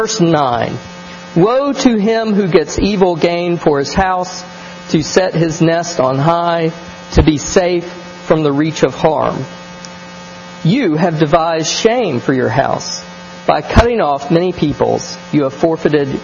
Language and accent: English; American South, United States